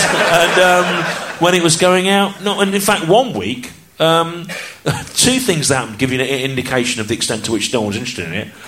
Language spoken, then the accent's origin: English; United Kingdom; I grew up in the Midlands